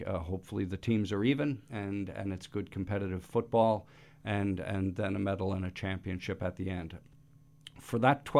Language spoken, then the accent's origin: English; New York, United States; now in Toronto, Canada; I grew up growing up in the Bronx in the 70s.